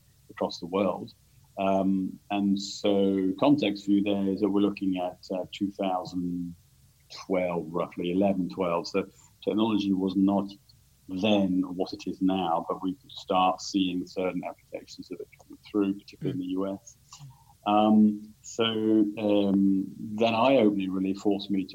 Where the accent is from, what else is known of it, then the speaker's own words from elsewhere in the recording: London, United Kingdom; moved away as an adult; also born or lived in Sydney, Australia / Tokyo, Japan / Switzerland; now in Singapore; I'm a Brit originally, so born in the UK, born in London.